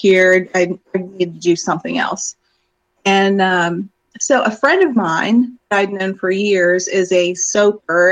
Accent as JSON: {"language": "English", "area": "Shenandoah Valley", "region": "Virginia", "country": "United States", "tie": "born or raised there", "also_born_or_lived": "Gwinnett County, Georgia / Florida", "moved": "yes", "lives_now": "Northeast Georgia Mountains, United States", "said": "Growing up in the Shenandoah Valley, the house I was raised in was built in the late 1700s."}